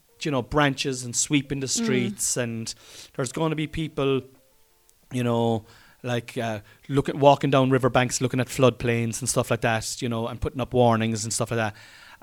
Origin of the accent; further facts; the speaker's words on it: Ireland; I'm Irish.